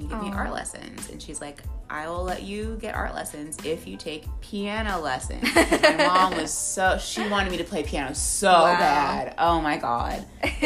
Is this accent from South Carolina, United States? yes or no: no; Bedford, Texas, United States; also born or lived in Irving, Texas / Arlington, Texas; I grew up around the HEB, Hirschfields-Bedford area.